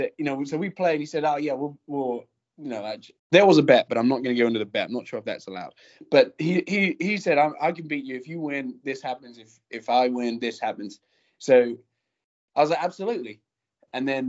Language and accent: English; England, United Kingdom; moved away; I'm from England, across the pond.